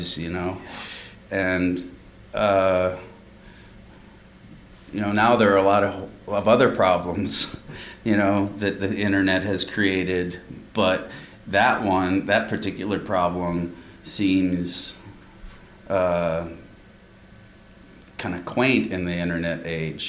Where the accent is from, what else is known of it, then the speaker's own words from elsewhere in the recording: Midwest, United States; a guy growing up in the Midwest